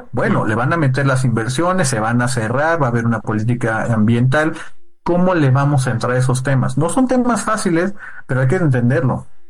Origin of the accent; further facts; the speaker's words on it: Oaxaca, Mexico; yo diría que como oaxaqueño